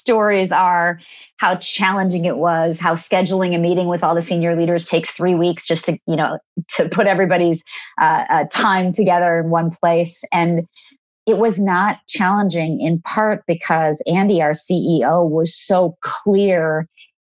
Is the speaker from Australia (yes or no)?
no; India; moved away; I was born in India and I have an enormous number of family members there.